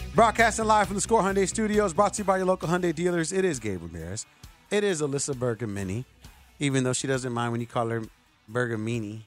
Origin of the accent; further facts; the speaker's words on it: Chicago, Illinois, United States; As a Chicagoan